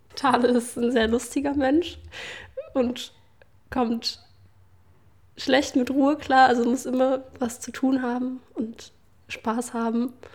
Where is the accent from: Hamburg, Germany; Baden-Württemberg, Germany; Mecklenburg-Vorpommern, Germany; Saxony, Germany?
Saxony, Germany; Leipzig; woher kommst du, aber wenn ich dann sage Leipzig